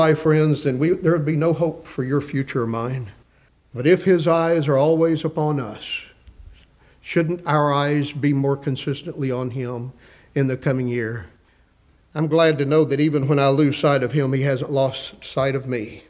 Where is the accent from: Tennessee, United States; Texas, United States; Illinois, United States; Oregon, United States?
Texas, United States; West; I grew up in West Texas